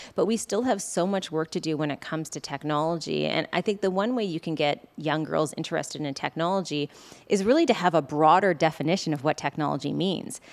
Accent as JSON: {"language": "English", "region": "Prince Edward Island", "country": "Canada", "tie": "born or raised there", "said": "growing up on Prince Edward Island"}